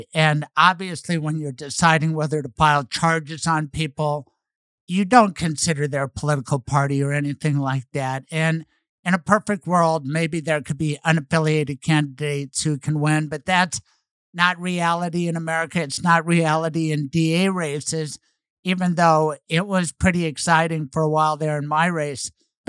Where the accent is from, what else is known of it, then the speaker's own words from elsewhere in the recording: Denver, Colorado, United States; I come from Denver